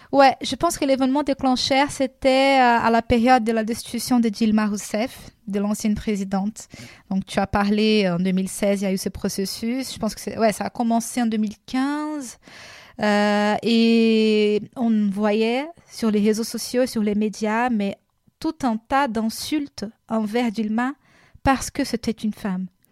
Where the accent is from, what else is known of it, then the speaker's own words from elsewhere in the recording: Rio de Janeiro, Brazil; French is a second language; moved away as an adult; now in France; Je viens de la ville de Rio